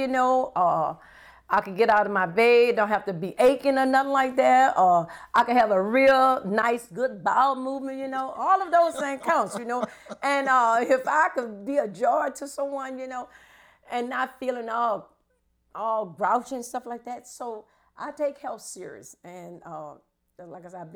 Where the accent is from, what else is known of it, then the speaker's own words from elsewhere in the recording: New Orleans, Louisiana, United States; moved away as an adult; now in Baton Rouge, United States; I live here in Baton Rouge, Louisiana. But my hometown is New Orleans, Louisiana